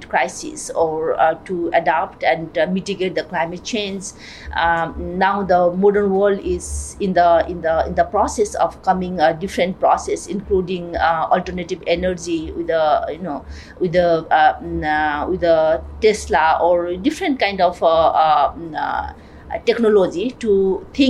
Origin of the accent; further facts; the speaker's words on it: Nepal; I'm from Nepal